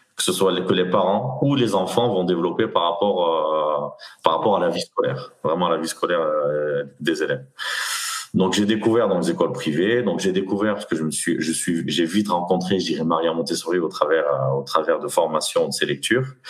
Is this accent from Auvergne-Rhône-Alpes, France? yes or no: no; Nîmes, Occitania, France; moved away as an adult; also born or lived in Aix-en-Provence / Paris region; je suis originaire de Nîmes. Mmh. Donc j'ai grandi dans, j'ai grandi dans le Gard